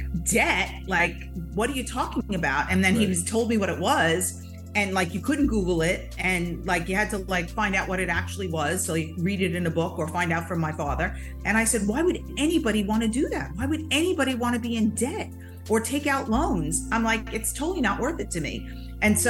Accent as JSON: {"language": "English", "area": "Long Island", "region": "New York", "country": "United States", "tie": "born or raised there", "moved": "as an adult", "said": "when we moved to Long Island, when I was like a teenager, I was like 10. And so then I grew up in Long Island"}